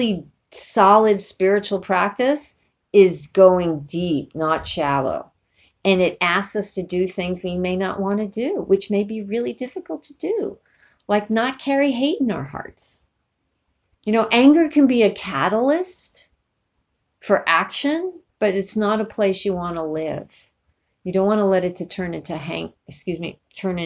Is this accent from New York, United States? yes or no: yes; New York, United States; I grew up in New York